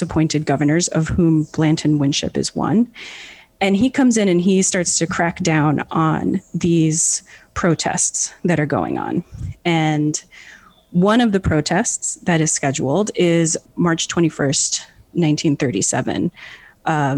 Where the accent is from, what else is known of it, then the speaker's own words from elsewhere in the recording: New York, United States; now in Puerto Rico; I did not grow up in Puerto Rico, I grew up in New York